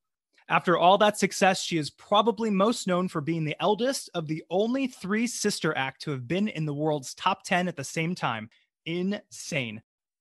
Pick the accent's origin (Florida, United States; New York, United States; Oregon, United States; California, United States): New York, United States; You know, obviously, as a New Yorker, I wasn't able to be in the US Open this year.